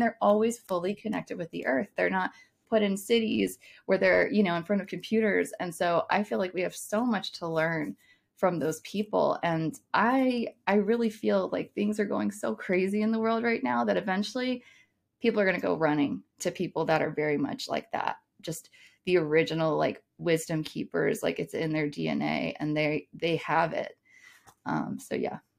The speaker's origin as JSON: {"language": "English", "country": "United States", "said": "as an American"}